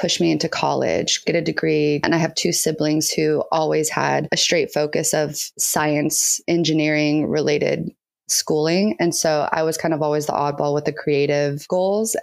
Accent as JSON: {"language": "English", "town": "San Diego", "region": "California", "country": "United States", "said": "I'm from San Diego, California."}